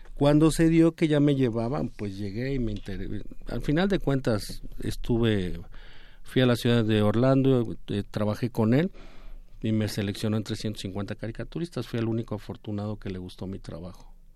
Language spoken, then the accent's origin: Spanish; Mexico; como artista mexicano, como caricaturista.